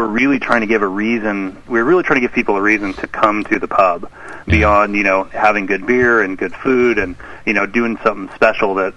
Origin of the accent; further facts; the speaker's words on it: Sacramento, California, United States; I grew up in Sacramento